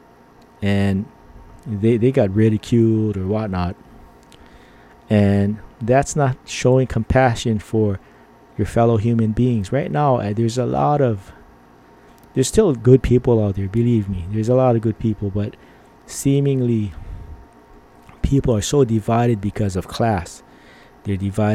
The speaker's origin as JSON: {"language": "English", "country": "Philippines", "said": "I'm Filipino."}